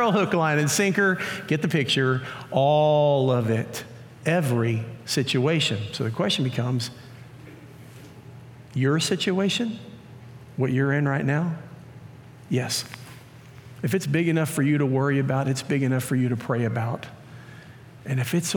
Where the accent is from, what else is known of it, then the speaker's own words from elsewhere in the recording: Pearland, Texas, United States; I grew up in the Pearland area, went to Pearland schools